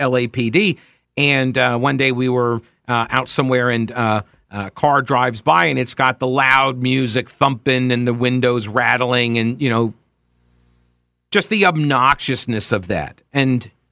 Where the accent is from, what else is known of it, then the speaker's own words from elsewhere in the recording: Long Island, New York, United States; now in North Carolina, United States; I'm originally from Long Island